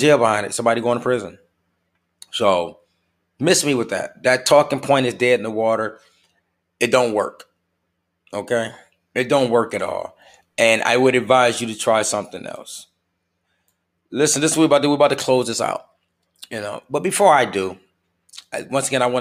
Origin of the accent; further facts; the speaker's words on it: United States; we're just as American as you are